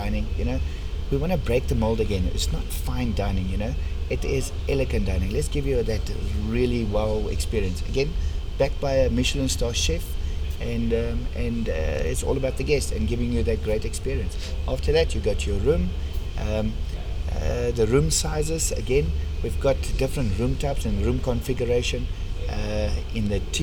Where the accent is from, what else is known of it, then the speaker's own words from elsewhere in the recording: South Africa; accent: strong Afrikaans; my strong Afrikaans accent